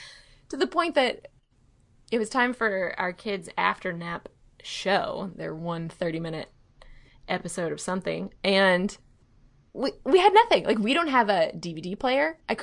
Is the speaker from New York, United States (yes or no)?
no; Mobile, Alabama, United States; moved away; my hometown of Mobile.